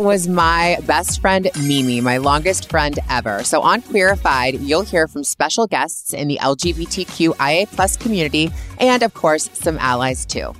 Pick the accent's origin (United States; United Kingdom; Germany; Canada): Canada; also born or lived in Toronto; I'm from Canada, born and raised.